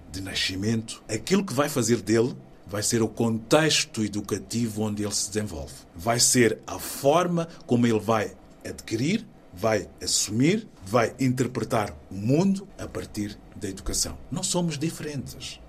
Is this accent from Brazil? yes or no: no; Maputo, Mozambique; moved away as an adult; now in Portugal; Maputo, na cidade onde eu nasci